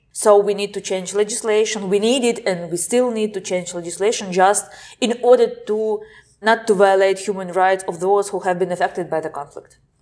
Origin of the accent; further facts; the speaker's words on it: Simferopol, Crimea, Ukraine; moved away as an adult; now in Kyiv, Ukraine; I'm from Simferopol. It's the capital of Autonomous Republic of Crimea.